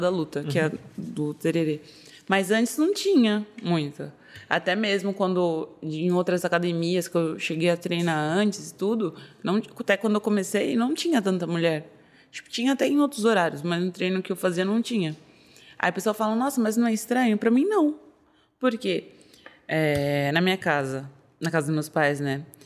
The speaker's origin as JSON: {"language": "Portuguese", "region": "São Paulo", "country": "Brazil", "said": "Eu sou daqui de São Paulo mesmo, sou da Zona Norte de São Paulo"}